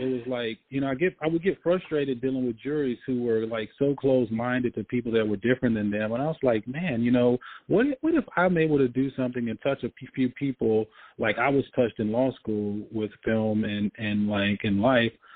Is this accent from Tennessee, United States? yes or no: yes; Memphis, Tennessee, United States; growing up in Memphis, you know, I, I played football